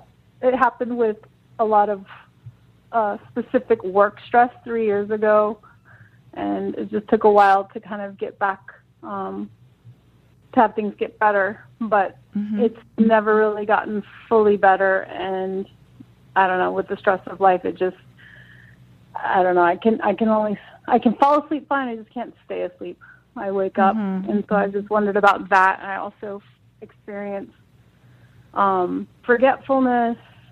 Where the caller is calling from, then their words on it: San Francisco, California, United States; San Francisco.